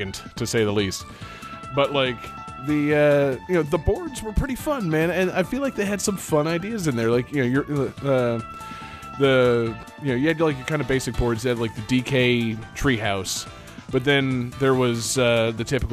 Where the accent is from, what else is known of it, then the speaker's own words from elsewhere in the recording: United States; Me as an American